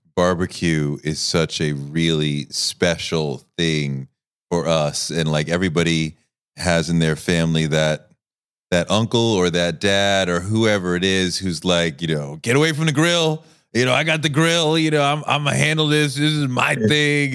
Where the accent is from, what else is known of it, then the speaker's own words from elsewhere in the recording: Boston, Massachusetts, United States; I grew up in Boston